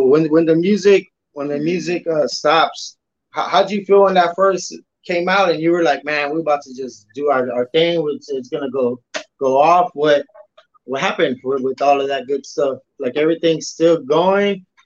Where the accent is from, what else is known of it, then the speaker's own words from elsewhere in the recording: Texas, United States; I'm from Texas